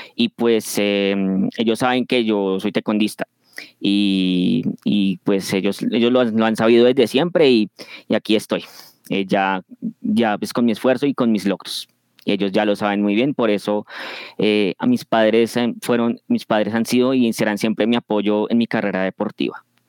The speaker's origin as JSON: {"language": "Spanish", "region": "Bogotá", "country": "Colombia", "tie": "born or raised there", "lives_now": "Funza, Colombia", "said": "soy de Colombia, nací en Bogotá y actualmente vivo en el municipio de Funza, en el departamento de Cundinamarca."}